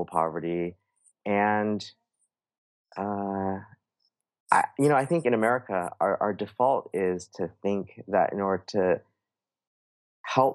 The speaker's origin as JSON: {"language": "English", "town": "San Francisco", "region": "California", "country": "United States", "tie": "born or raised there", "said": "my earliest memories are from growing up in the San Francisco area"}